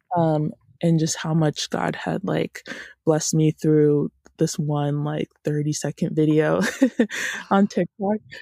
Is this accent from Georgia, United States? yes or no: yes; Woodstock, Georgia, United States; I am from Woodstock, Georgia, which is, um, just like a little, little town about thirty minutes north of Atlanta, and I've grown up here most of my life